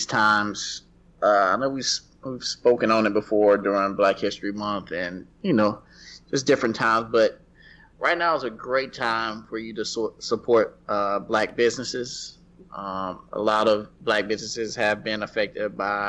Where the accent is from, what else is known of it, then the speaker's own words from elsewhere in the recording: the South, United States; I'm Black and I'm from the South